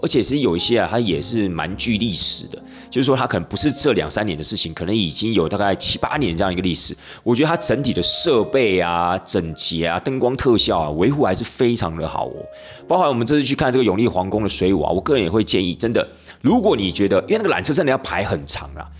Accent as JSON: {"language": "Chinese", "country": "Taiwan", "said": "我们台湾人"}